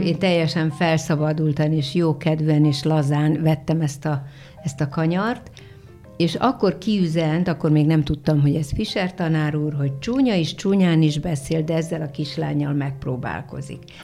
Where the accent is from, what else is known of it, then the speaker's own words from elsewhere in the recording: a small village near Szolnok, Jász-Nagykun-Szolnok, Hungary; now in Szentendre, Hungary; egy pici faluból szólnok hmm. mellől, Igen. tehát szólnoki születésű, bár szólnokon is éltem